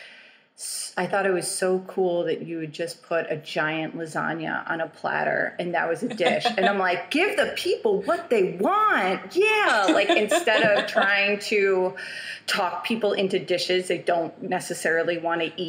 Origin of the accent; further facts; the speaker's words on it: New York City, New York, United States; I grew up in New York City and born and raised Chelsea, whole life.